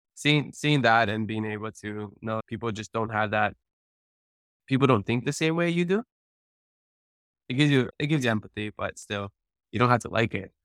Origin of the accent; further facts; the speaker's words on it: Hawaii, United States; first language Hawaiian; English is a second language; I've been so blessed with a Hawaiian immersion background, Hawaiian as my first language